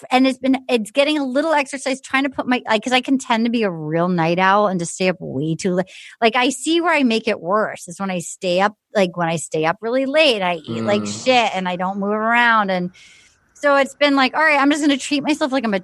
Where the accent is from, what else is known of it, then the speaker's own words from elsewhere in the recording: New England, United States; I grew up in New England.